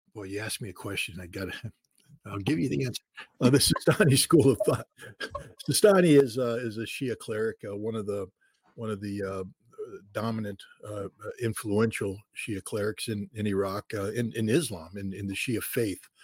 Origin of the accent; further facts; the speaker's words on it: United States; as an American